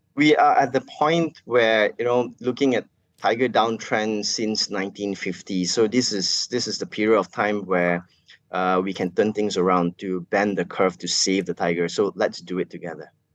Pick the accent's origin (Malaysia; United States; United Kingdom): Malaysia; everyday Malaysian, all of us as Malaysian